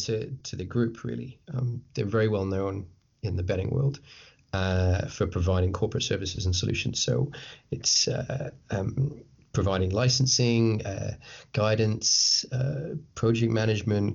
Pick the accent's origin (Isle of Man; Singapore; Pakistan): Isle of Man; I'm from the Isle of Man, which some of your listeners will be like, what, where? but it's a tiny island. It's a tiny, gorgeous island between England and Ireland